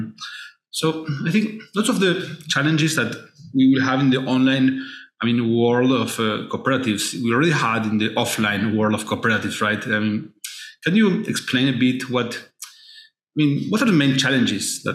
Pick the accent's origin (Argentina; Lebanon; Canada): Argentina; I'm from Argentina originally